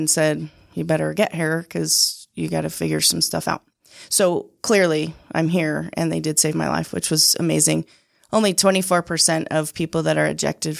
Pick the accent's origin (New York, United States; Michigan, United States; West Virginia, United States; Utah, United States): Utah, United States; I grew up on the Sandy Draper border, and my memories of childhood was really working on my dad's mink ranch.